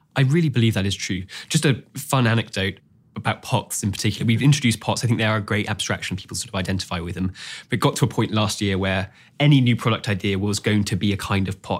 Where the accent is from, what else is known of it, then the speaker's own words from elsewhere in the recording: Singapore; I grew up in Singapore, and it was a very quiet street